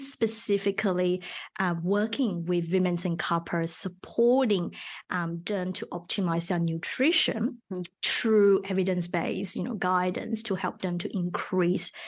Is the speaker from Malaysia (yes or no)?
yes; Malaysia; first language Mandarin; English is a second language; moved away as an adult; also born or lived in Melbourne, Australia / Sydney, Australia; now in Australia; I originally from Malaysia